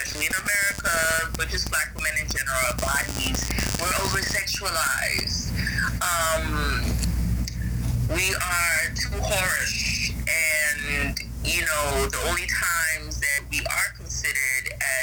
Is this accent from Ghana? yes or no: yes; Ghana; I'm from Ghana